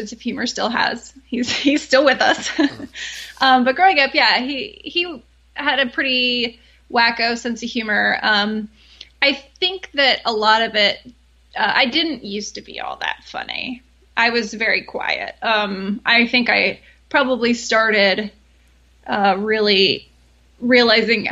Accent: Austin, Texas, United States; I grew up in Austin, where I still live

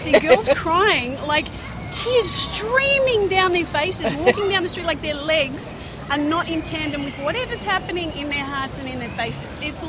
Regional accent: New Zealand; now in New York, United States; I will often get asked if my accent is British.

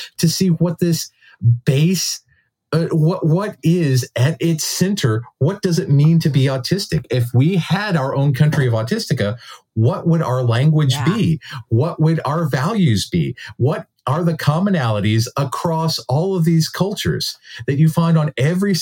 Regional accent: United States; we as Americans

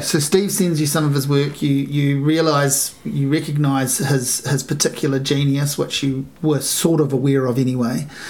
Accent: Hastings, Hawke's Bay, New Zealand; I grew up in Hastings

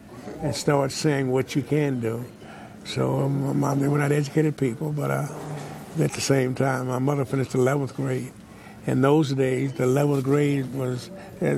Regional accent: Wichita Falls, Texas, United States; also born or lived in Waxahachie, Texas; I grew up in Wichita Falls, Texas, 601 Dallas Street

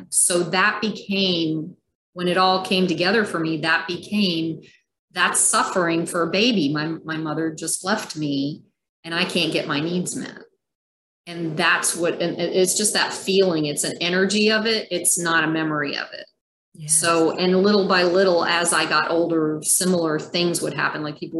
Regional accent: Germany; born there; at the time I was born in Germany in an Air Force in the 97 General Hospital, which was an old German Air Force hospital. And it was an army base, our army base, the US at the time.

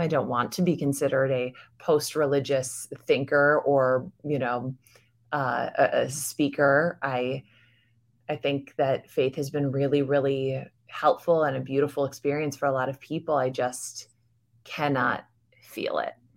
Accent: United States; I'm American. I was raised in America

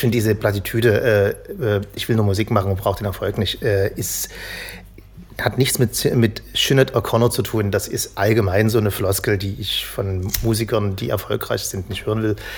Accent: East Germany, Germany; als Ossi

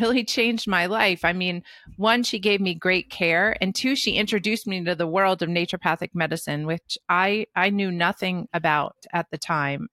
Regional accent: New Jersey, United States; also born or lived in Brooklyn, New York; I was born in Brooklyn and raised in New Jersey

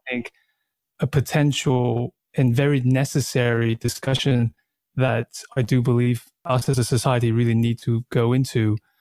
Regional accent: Australia; moved away as an adult; also born or lived in Taiwan / Thailand / China / New York; now in Berlin, Germany; that was the age when we went to Australia, and then I grew up in Australia

